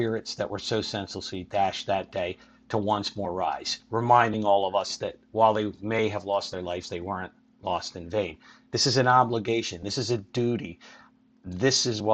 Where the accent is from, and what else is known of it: Philadelphia, Pennsylvania, United States; born or raised there